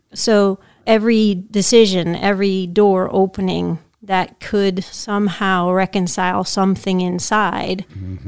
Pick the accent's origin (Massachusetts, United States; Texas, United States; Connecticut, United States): Massachusetts, United States; Pittsfield; I grew up in Pittsfield